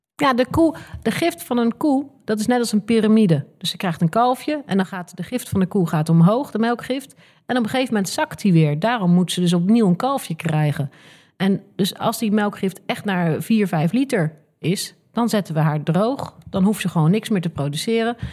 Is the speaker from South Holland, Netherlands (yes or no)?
yes; The Hague, South Holland, Netherlands; moved away as an adult; ik kom oorspronkelijk uit Scheveningen.